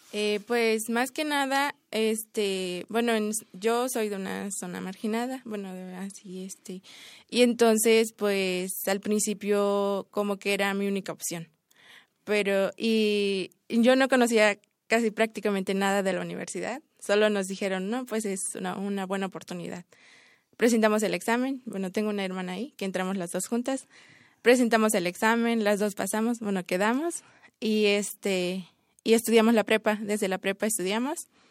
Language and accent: Spanish; Chiapas, Mexico; moved away; yo hablo tzotzil y soy del estado de Chiapas